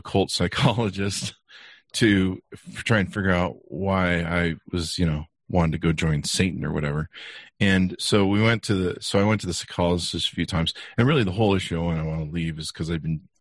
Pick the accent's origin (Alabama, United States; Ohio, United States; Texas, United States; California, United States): California, United States; Beverly Hills; now in Utah, United States; I grew up in California on nice cars in Beverly Hills